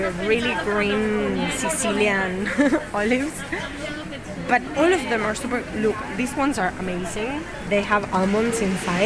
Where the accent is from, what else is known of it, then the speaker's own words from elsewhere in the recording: Argentina; now in Barcelona, Spain; I'm from Argentina and the cuts of the meat are different names in my country.